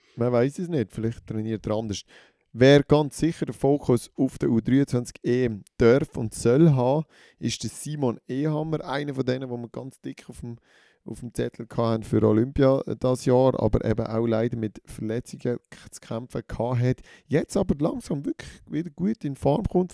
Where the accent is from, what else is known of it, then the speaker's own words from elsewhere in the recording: Switzerland; uns Schweizerinnen und Schweizer